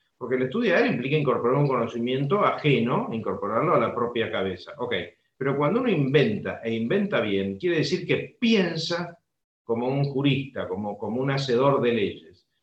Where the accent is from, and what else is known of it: Argentina